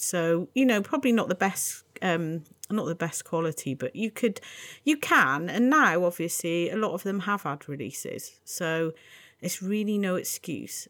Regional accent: United Kingdom; I'm British

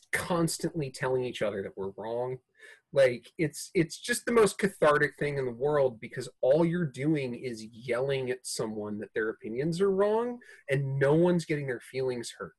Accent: New York City, New York, United States; moved away; also born or lived in New Orleans / San Francisco; I grew up in New York City

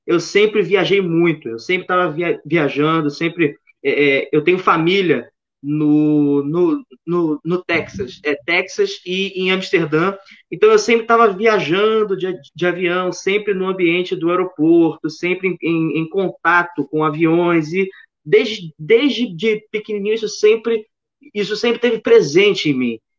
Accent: Rio de Janeiro, Brazil; Então, cara, eu sou, eu acho que pelo meu sotaque, vocês já devem ter reparado que eu sou do, do Rio de Janeiro, sou carioca, nasci

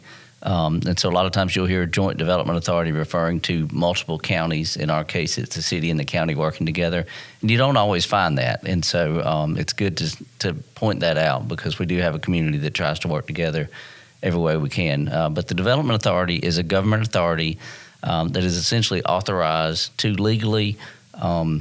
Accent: Dalton, Georgia, United States; I'm part of moving my hometown forward

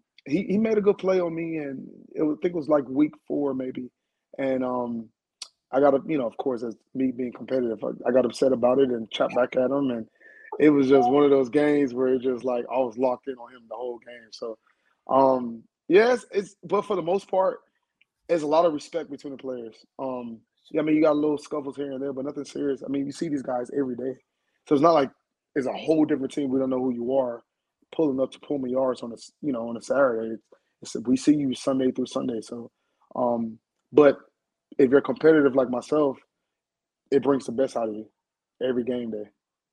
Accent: Bermuda; also born or lived in Huntsville; now in United States; So I'm from the islands. I don't know if you know that or not. I'm from Bermuda.

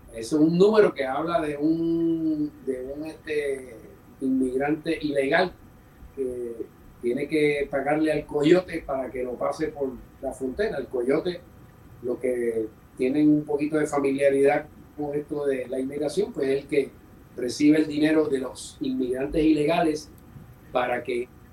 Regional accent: San Juan, Puerto Rico; also born or lived in New York; Yo soy de San Juan y empecé muy niño.

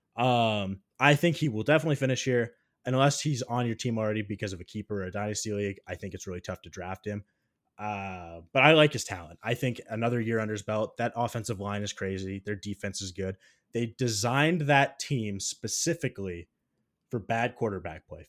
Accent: Iowa, United States; I'm from Iowa

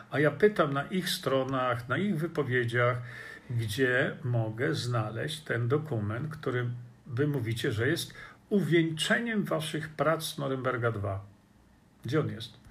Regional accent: Australia; Bardzo mi przykro z tego powodu, bo ja jestem Australijczykiem.

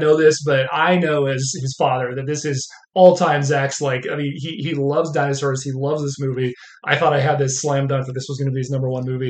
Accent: Southern California, United States; Growing up in California, Southern California, I was super into marine biology

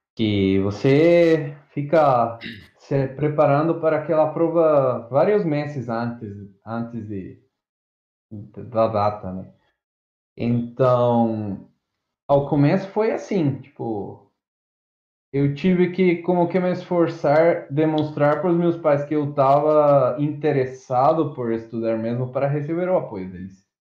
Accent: Azogues, Cañar, Ecuador; Portuguese is a second language; moved away as an adult; now in Ilha Solteira, Brazil; eu sou estrangeiro, sou do Equador

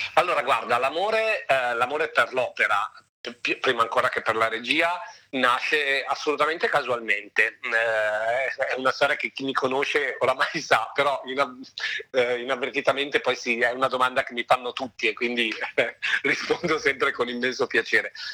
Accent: Lake Maggiore, province of Novara, Piedmont, Italy; now in Milan, Italy; io sono nato in realtà sul Lago Maggiore in provincia di Novara e mi sono poi trasferito definitivamente a Milano oramai da una decina d'anni

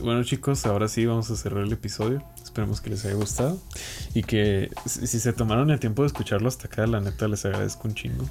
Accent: Chihuahua, Mexico; also born or lived in Playa del Carmen; Yo soy de Chihuahua, pero me fui un año y medio.

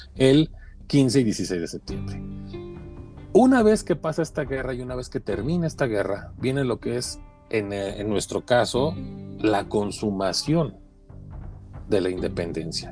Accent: Mexico

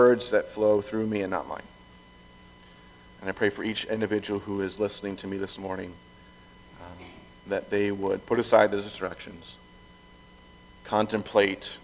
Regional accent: Lake Benton, Minnesota, United States; moved away; I grew up in Lake Benton, Minnesota, which is about 5 hours away from here.

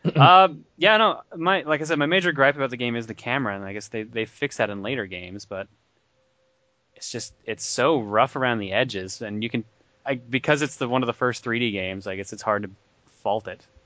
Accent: Newfoundland and Labrador, Canada; I'm a newfie.

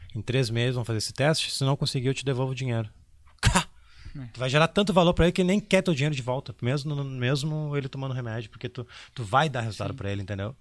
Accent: Porto Alegre, Rio Grande do Sul, Brazil; Eu, ah, infelizmente sou de Porto Alegre

